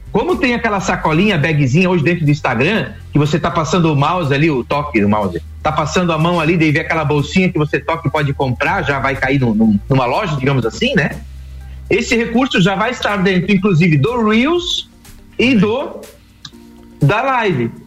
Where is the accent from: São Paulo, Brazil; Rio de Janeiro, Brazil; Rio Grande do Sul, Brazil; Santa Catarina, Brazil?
Santa Catarina, Brazil; Rio do Sul; aqui em Rio do Sul, porque eu tô em Rio do Sul, sou do Rio do Sul